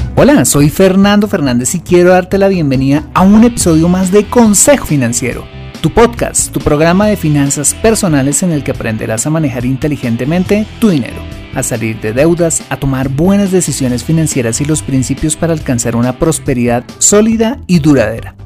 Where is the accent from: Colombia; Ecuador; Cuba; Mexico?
Colombia; en mi país, en Colombia